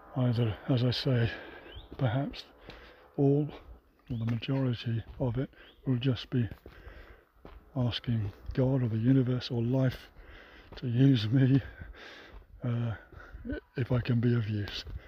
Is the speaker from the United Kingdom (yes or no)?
yes; United Kingdom; it is my home country